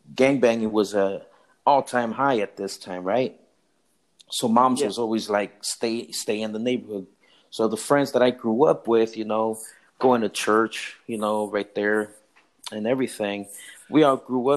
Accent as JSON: {"language": "English", "town": "Los Angeles", "region": "California", "country": "United States", "tie": "born or raised there", "also_born_or_lived": "Compton, California", "said": "We moved out of that area a little bit after I've moved over to the Pico Union area over by MacArthur Park and downtown"}